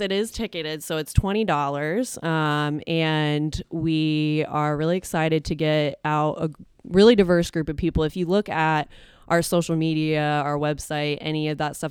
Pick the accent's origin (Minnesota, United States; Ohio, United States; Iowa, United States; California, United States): Ohio, United States; Columbus; born or raised there; also born or lived in Dublin, Ohio